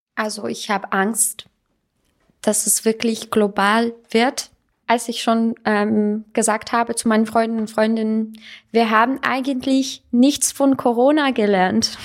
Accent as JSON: {"language": "German", "country": "Russia", "tie": "born or raised there", "second_language": "German", "moved": "as an adult", "lives_now": "Salzburg, Austria", "said": "ich bin ähm, eigentlich Armenierin, ich bin in Russland aufgewachsen"}